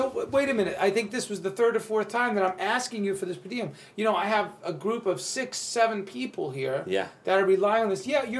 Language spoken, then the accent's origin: English; New York, United States; this is the weird part about being a New Yorker and so being so upfront with your emotions that people feel uncomfortable.